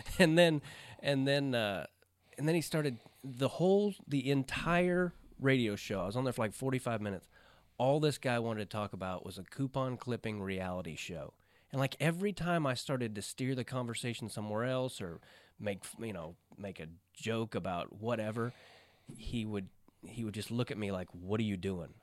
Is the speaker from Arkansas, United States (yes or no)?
yes; Arkansas, United States; moved away; I was born in Arkansas